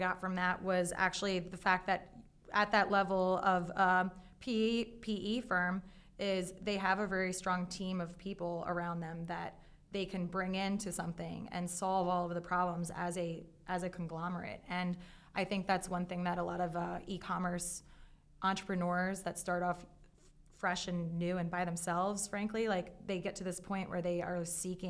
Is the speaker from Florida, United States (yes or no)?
no; Baltimore, Maryland, United States; accent: Baltimore; You're going to hear my Baltimore accent.